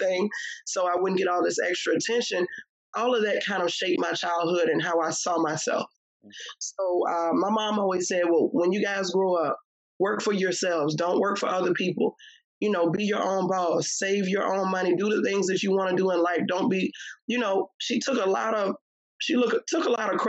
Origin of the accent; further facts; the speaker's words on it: Richmond, Virginia, United States; I grew up in Southside Richmond, Virginia, VA all day